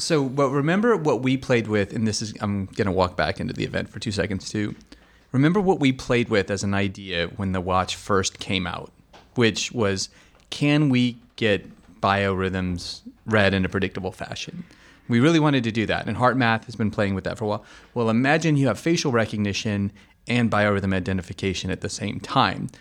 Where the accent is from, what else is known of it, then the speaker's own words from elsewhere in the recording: United States; being the American that I am